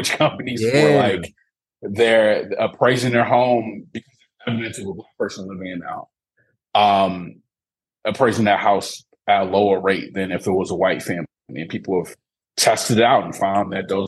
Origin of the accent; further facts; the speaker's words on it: Detroit, Michigan, United States; now in St. Louis, United States; I grew up in Detroit, Michigan, my hometown.